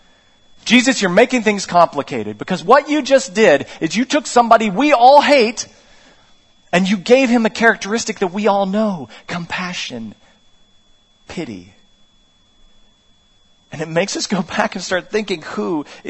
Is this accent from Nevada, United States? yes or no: no; West Virginia, United States; I'm from West Virginia